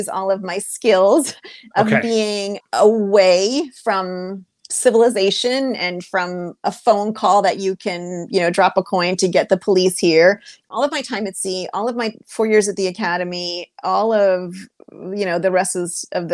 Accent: New Hampshire, United States; now in Maryland, United States; growing up in New Hampshire when my parents didn't buy a house that had plumbing

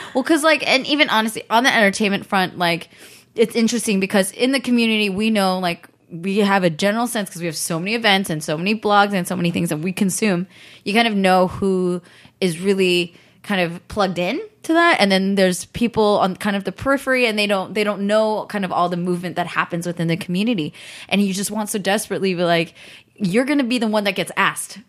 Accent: the Bay Area, California, United States; I grew up in the Bay, like right there

